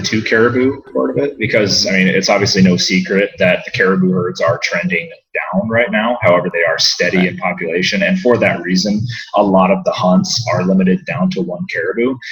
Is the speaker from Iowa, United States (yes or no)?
yes; Iowa City, Iowa, United States; I was uh, born and raised in Iowa City, Iowa, and did the uh, normal Midwestern kid routine growing up